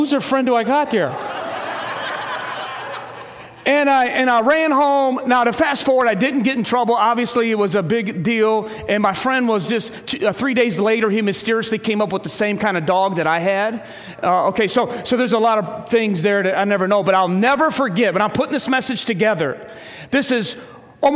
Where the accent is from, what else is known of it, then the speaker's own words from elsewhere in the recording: Ecorse, Michigan, United States; I grew up in Ecorse